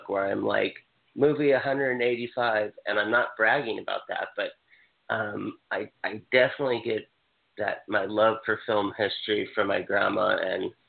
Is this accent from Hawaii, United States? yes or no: yes; Hawaii, United States; I'm from Hawaii.